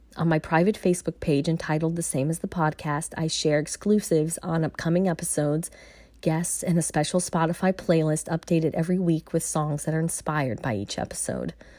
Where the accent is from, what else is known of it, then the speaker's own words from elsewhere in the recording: Virginia, United States; moved away as an adult; Moving back to V A is never something I thought I would do. While I'm still adjusting to a new way of life, I have definitely found a rhythm and am truly starting to embrace being back in my hometown